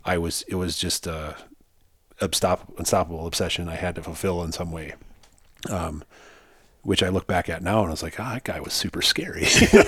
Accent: South Dakota, United States; I grew up in South Dakota.

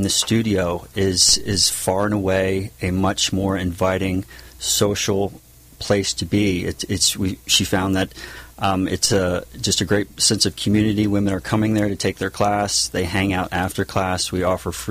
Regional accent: Lewes, Delaware, United States; also born or lived in Tennessee; now in San Juan Capistrano, United States; I grew up in Lewis Beach, Delaware

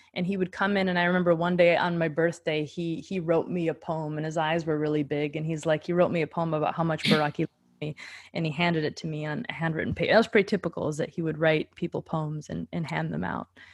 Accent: Grand Forks, North Dakota, United States; moved away as an adult; also born or lived in Minneapolis, Minnesota; that's my hometown. Very cool. So I moved from Grand Forks, North Dakota to the cool city of Minneapolis, Minnesota

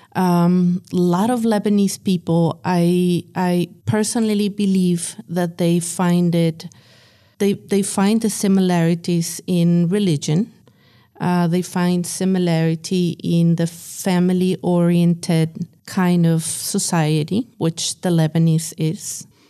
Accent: Ciudad Juarez, Chihuahua, Mexico; now in El Paso, United States; I was born in Chihuahua. Um, I also grew up, um, partially in Juarez, Ciudad Juarez

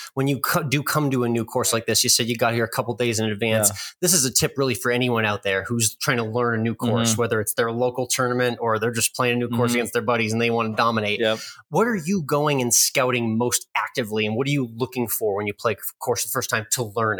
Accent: Austin, Texas, United States; So we're out here in New Mexico, but I am from Austin, where I live now.

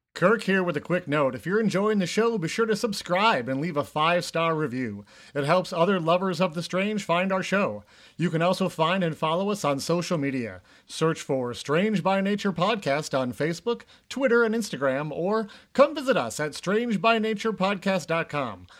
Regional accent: Minnesota, United States; we're from Minnesota.

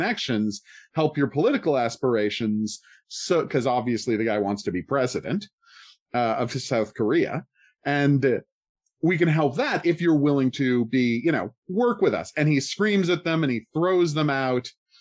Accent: Canada; I use soccer that time because I'm from Canada

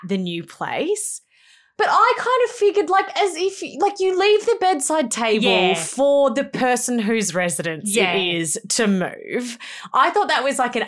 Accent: Melbourne, Victoria, Australia; moved away as an adult; also born or lived in Gold Coast, Queensland; when I moved away from Melbourne to the Gold Coast to go to uni

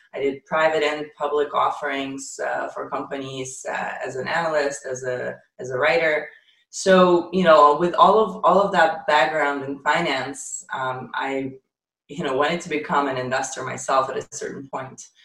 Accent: Ukraine; moved away; also born or lived in Israel; I'm actually Ukrainian. I was I was oh, born okay. in the Soviet Union

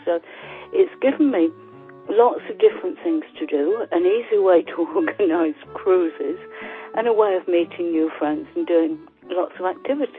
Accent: Ipswich, East of England, United Kingdom; I'm from Ipswich.

